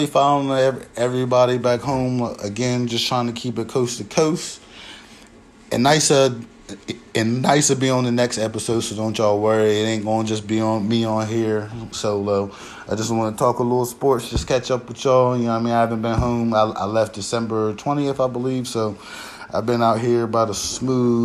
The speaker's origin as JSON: {"language": "English", "town": "Laurel", "region": "Delaware", "country": "United States", "moved": "as an adult", "lives_now": "Portland, United States", "said": "I'm from Laurel"}